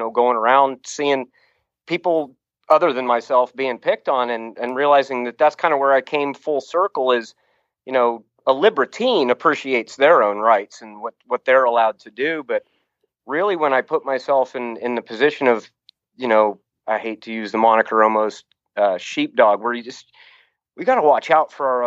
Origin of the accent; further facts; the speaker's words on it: Youngstown, Ohio, United States; moved away; also born or lived in Colorado / Oregon; During my early childhood, after we moved from Colorado to northeastern Ohio, which Youngstown, Ohio